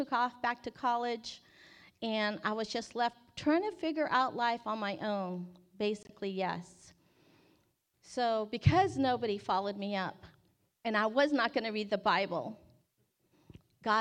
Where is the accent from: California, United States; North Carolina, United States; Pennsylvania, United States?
California, United States; Bay Area; I grew up in the Bay Area